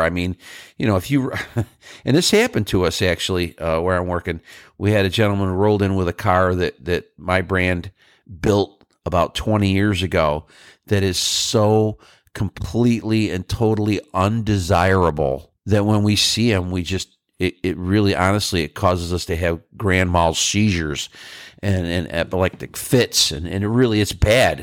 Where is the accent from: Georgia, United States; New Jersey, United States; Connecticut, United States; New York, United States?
New York, United States; moved away; I'm from New York and I'd like to end up back there someday